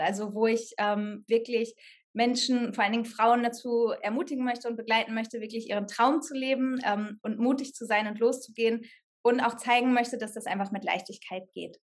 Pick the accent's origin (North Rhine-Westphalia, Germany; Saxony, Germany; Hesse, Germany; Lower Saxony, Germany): North Rhine-Westphalia, Germany; Sauerland; moved away as an adult; also born or lived in Cologne; ich komme aus dem Sauerland, von einem Dorf, da hatten wir noch nicht mal eine Theater-AG an der Schule